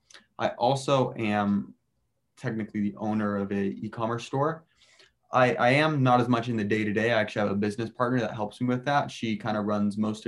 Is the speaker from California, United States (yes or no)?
yes; Southern California, United States; moved away as an adult; also born or lived in Boston / Rome / Peru / San Francisco; I'm originally from Southern California, as all of us are. I went to Mater Dei.